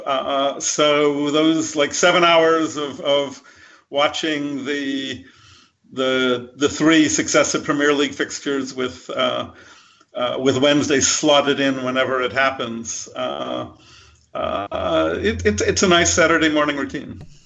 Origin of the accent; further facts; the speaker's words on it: United States; I'm an American, I'm not from Sheffield